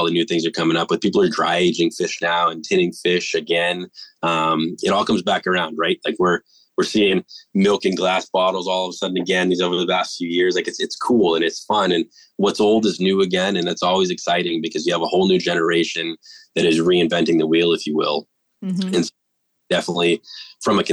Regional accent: New England, United States; moved away as an adult; now in California, United States; I'm originally from New England.

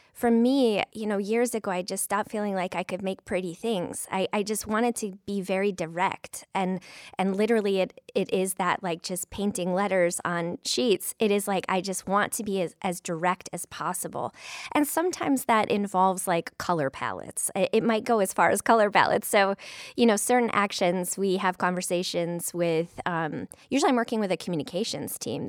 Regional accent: Flint, Michigan, United States; now in Toledo, United States; in Flint, Michigan, my hometown

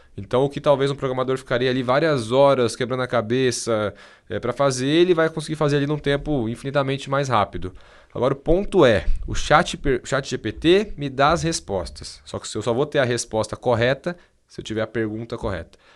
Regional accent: Brazil; eu sou brasileiro

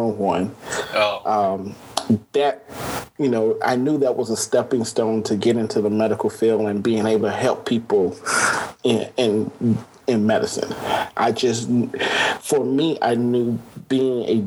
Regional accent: Grambling, Louisiana, United States; also born or lived in Hammond, Louisiana; I'm from Louisiana, born and raised in Hammond, grew up in Grambling

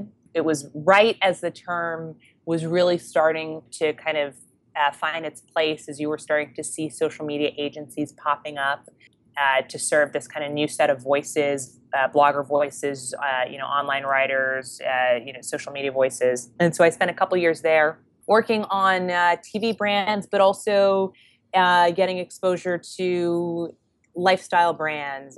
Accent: Canada; moved away as an adult; now in New York, United States; I'm Canadian, proud Canadian, so I moved to New York after graduating

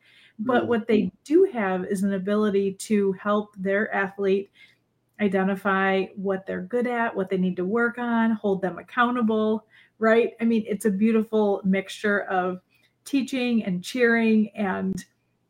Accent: Michigan, United States; moved away as an adult; now in Illinois, United States; I grew up in Michigan and have lived in Michigan and Illinois my entire life

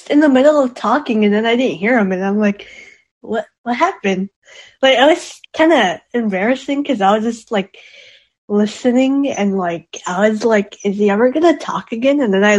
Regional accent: California, United States

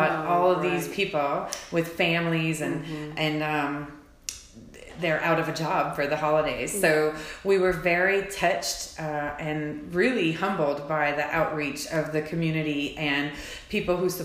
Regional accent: Cecilia / Henderson area, Atchafalaya Basin, South Louisiana, United States; moved away as an adult; now in Fayetteville, United States; I am actually a Cajun girl, so I grew up in a small town right off of the Atchafalaya Basin in the Cecilia Henderson area

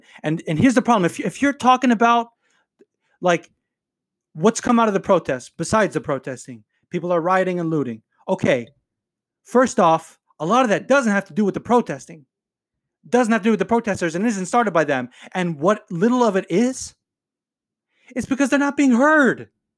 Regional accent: North Las Vegas, Nevada, United States; And I grew up in North Las Vegas, and if you've been to North Las Vegas, you know it's not the best part of town.

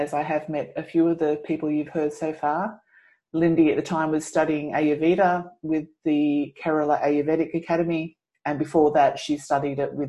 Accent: Australia

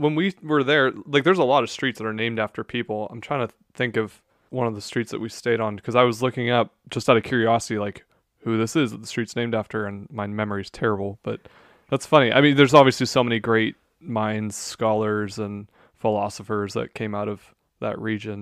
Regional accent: United States; as an American

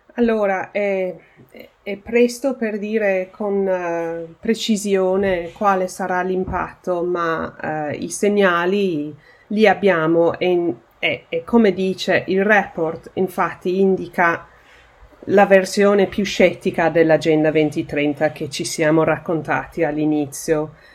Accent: United Kingdom; il mio paese, il Regno Unito

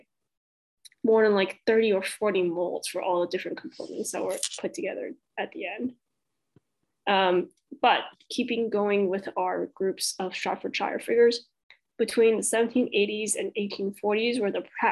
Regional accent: Deep South, United States; we're from the Deep South. People have biblical paintings in their homes. We're in the Bible Belt here.

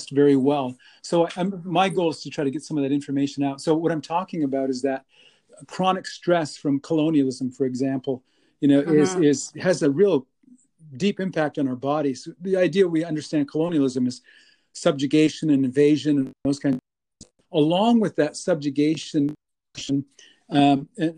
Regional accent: White Shield, North Dakota, United States; moved away as an adult; now in Winnipeg, Canada; I am actually from the States. I'm a member of the three affiliated tribes, the Mandan, Hidatsa, and the Arikara. I am from a little place called White Shield

